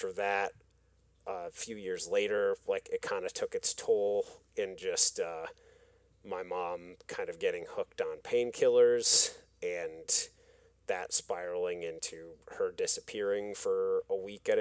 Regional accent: West Michigan, United States; I grew up in West Michigan.

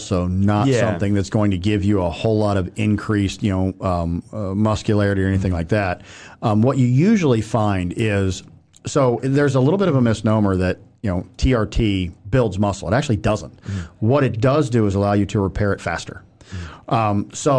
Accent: Willshire, Ohio, United States; I grew up in Wilshire, Ohio. So there's like 490 people in that town as a farm town.

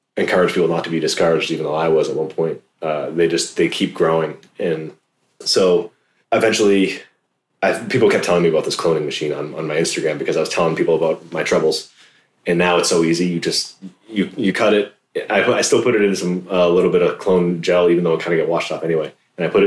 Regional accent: East Coast, United States; moved away; I come from the East Coast

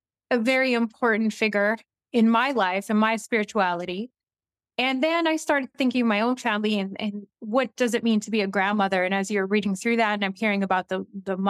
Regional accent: La Ronge, Saskatchewan, Canada; also born or lived in St. Louis, Saskatchewan; I'm from Northern Saskatchewan. Originally grew up a little bit in LaRonge first.

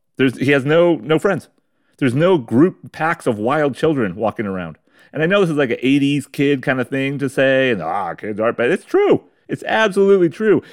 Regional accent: United States

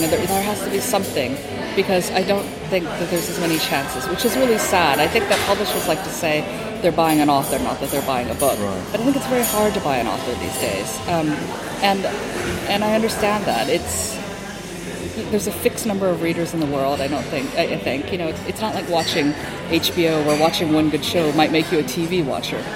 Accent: Hawaii, United States; I'm from Hawaii

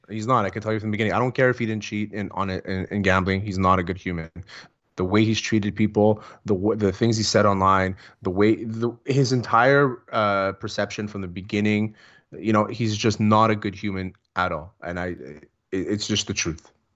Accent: Montreal, Quebec, Canada; I'm from the West Island

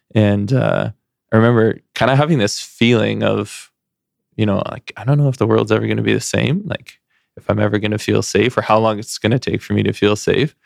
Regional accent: Surrey, British Columbia, Canada; moved away; also born or lived in Burnaby / Edmonton; growing up in Surrey

